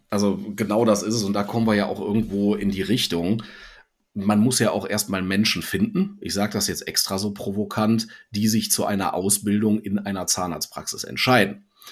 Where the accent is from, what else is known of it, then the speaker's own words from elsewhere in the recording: North Rhine-Westphalia, Germany; hier als alter NRWler